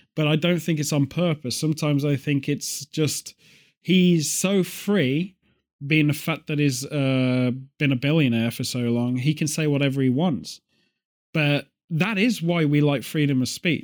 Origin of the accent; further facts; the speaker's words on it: United Kingdom; a British person